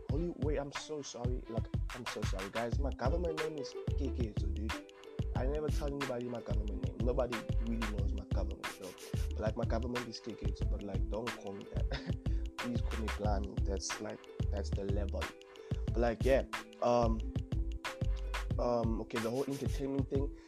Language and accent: English; Cape Town, Western Cape, South Africa; Born and raised in Cape Town.